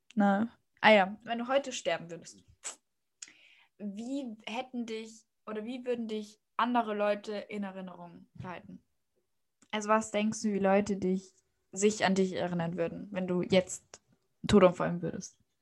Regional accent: Austria; ich komme aus Österreich

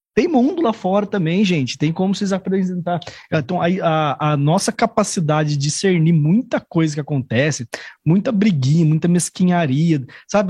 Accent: Taubaté, São Paulo, Brazil; also born or lived in Spain; quando eu saí de Taubaté, né, Taubaté Tremembé, fui fazer faculdade em São Paulo

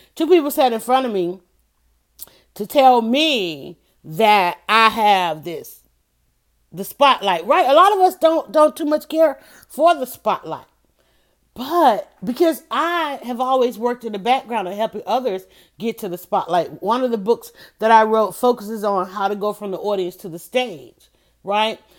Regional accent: Atlanta, Georgia, United States; I was born, I was raised in Southwest Atlanta

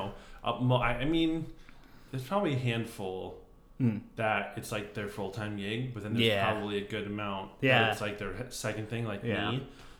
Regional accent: Arizona, United States; moved away; also born or lived in Ohio; I'm originally from Arizona.

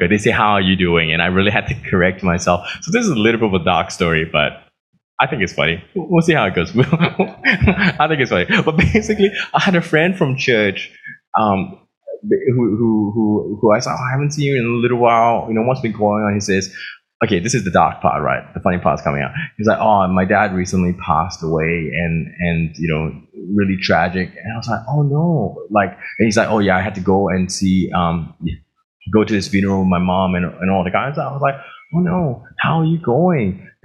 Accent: Australia; It's like, oh, I'm from Australia.

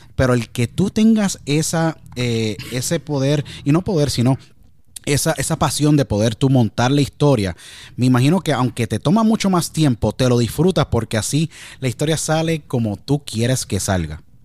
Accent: Puerto Rico; gran país donde yo nací, Puerto Rico

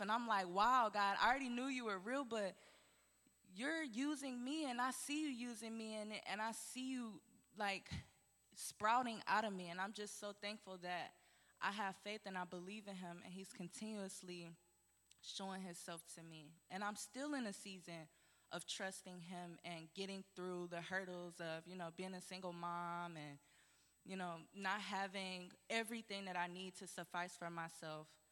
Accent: Detroit, Michigan, United States; moved away as an adult; I'm not originally from here. I'm from Detroit, Michigan, and I came here with my two daughters

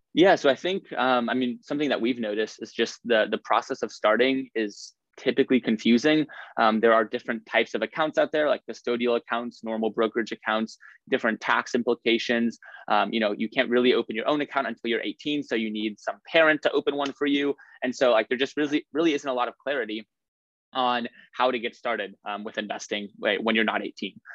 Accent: Lincoln, Nebraska, United States; moved away as an adult; now in Stanford, United States; I'm from Lincoln, Nebraska. Uh, that's where I, I, grew up and went to high school

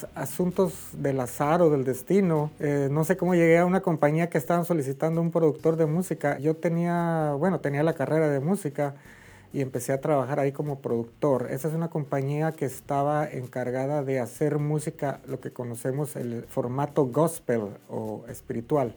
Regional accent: Torreón, Coahuila, Mexico; moved away as an adult; also born or lived in Durango, Mexico; now in Dallas, United States; soy originario de Torreón, Coahuila, México

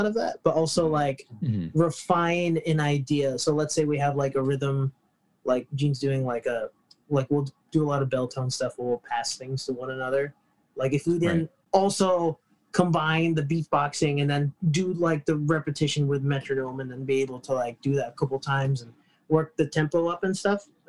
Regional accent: New York, United States; I grew up in New York

